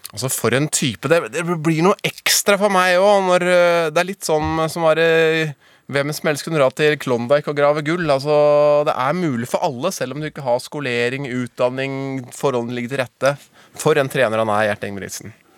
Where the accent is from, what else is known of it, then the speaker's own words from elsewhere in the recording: Northern Norway, Norway; vi er to fra Nord-Norge